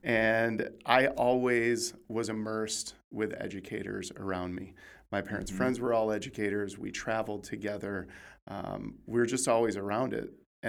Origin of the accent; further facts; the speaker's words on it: West Michigan, United States; now in California, United States; I'm very happy to be a Californian now. And I grew up in West Michigan in a very small town and went through Christian education my entire life.